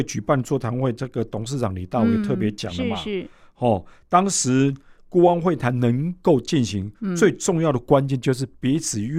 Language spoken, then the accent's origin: Chinese; Taiwan; 嗯我们台湾人反对的，嗯，是共产制度。